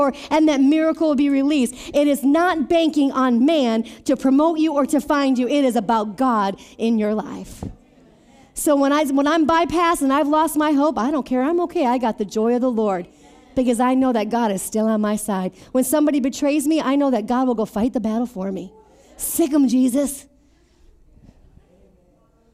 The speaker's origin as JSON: {"language": "English", "town": "Beloit", "region": "Wisconsin", "country": "United States", "also_born_or_lived": "Mesa, Arizona", "moved": "as an adult", "said": "from Beloit, Wisconsin"}